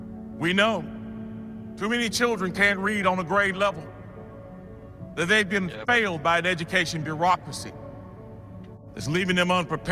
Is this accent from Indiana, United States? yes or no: no; Greensboro, North Carolina, United States; You see, I grew up poor here in Greensboro, the ninth of 10 children.